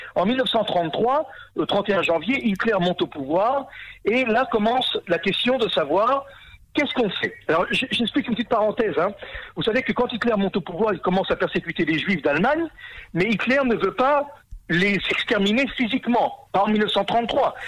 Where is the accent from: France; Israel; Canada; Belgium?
Israel; chez nous en Israël